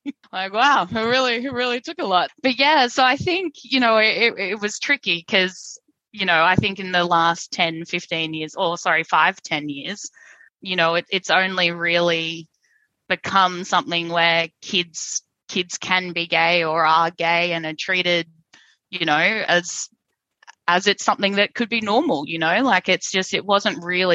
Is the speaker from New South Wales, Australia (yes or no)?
no; Brisbane, Queensland, Australia; accent: twang; I grew up in Brisbane in a very religious family